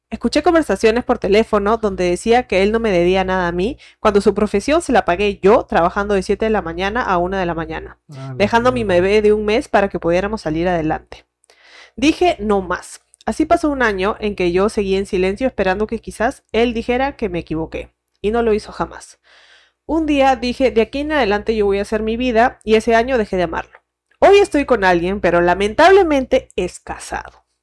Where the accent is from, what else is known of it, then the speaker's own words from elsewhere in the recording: Venezuela; Él es de Ecuador, pero vivía en Suiza y yo soy venezolana.